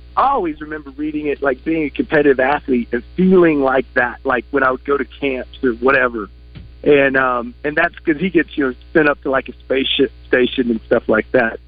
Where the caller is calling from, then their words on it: Colorado Springs, Colorado, United States; I'm calling from Mountain Time out here in Colorado Springs.